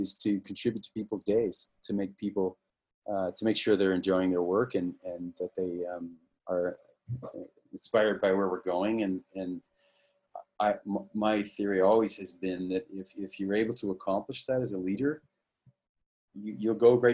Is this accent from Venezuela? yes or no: no; Canada; we're all Canadian